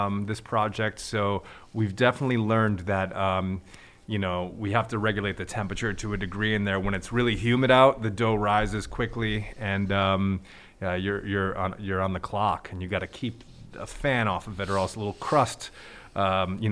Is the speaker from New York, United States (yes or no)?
no; Newport, Rhode Island, United States; growing up in Newport